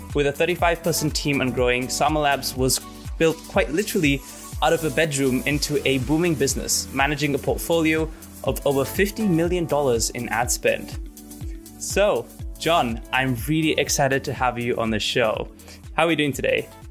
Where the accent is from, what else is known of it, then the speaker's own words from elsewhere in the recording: Gibraltar; I'm from Gibraltar